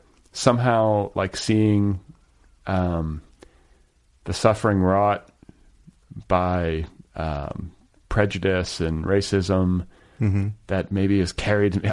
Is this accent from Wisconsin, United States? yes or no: yes; Milwaukee, Wisconsin, United States; I was raised in Milwaukee